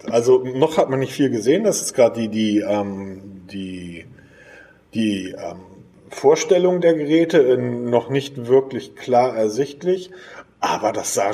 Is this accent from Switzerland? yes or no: no; Hamburg, Germany; Ich bin Hamburger, entschuldige bitte.